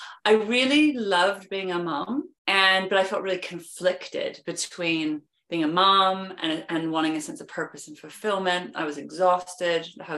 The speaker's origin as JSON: {"language": "English", "town": "Vancouver", "region": "British Columbia", "country": "Canada", "lives_now": "London, United Kingdom", "said": "I am originally from Vancouver, Canada, but I've been living in London, England for over 20 years, which is why I have a weird accent, just to explain that in the beginning."}